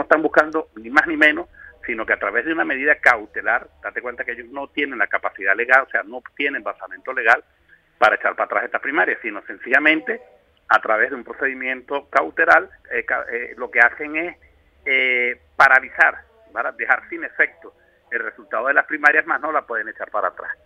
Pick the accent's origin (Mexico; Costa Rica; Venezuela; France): Venezuela; hablo como venezolano y en Venezuela